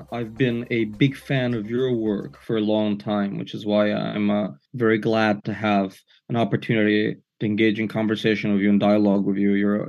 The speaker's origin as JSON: {"language": "English", "town": "New York City", "region": "New York", "country": "United States", "tie": "born or raised there", "also_born_or_lived": "Soviet Union / Odessa, Ukraine", "moved": "as an adult", "lives_now": "Paris, France"}